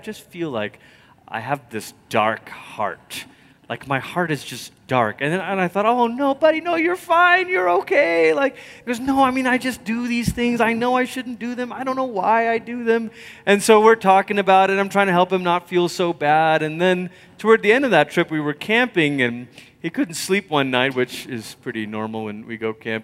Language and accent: English; Malaysia; growing up in Malaysia